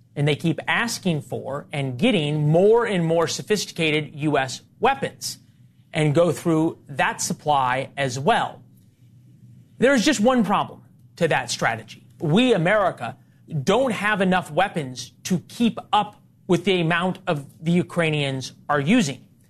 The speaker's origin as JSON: {"language": "English", "region": "Missouri", "country": "United States", "said": "I'm also from Missouri"}